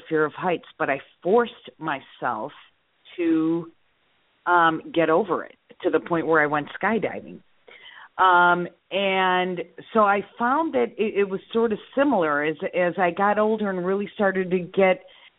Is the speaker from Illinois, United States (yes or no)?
yes; Skokie, Illinois, United States; also born or lived in Chicago / Morton Grove / Lake Zurich; I grew up in Skokie and then Morton Grove.